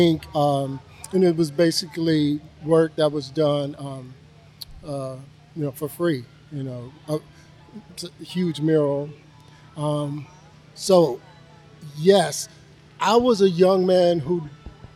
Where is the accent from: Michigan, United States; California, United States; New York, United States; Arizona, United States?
Michigan, United States; Originally, I'm from Michigan